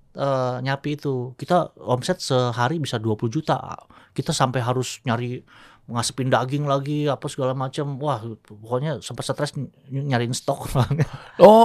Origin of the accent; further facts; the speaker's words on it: Tangerang, Banten, Indonesia; Nah, daerah gua Tangerang, Tangerang tuh kota pabrik, kota industri.